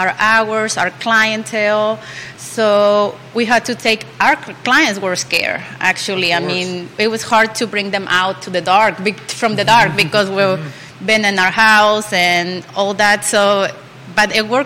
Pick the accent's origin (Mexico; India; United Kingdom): Mexico; Mexico City; now in Charlottesville, United States; I'm from Mexico City. I'm 35 years old. I've been here in Charlottesville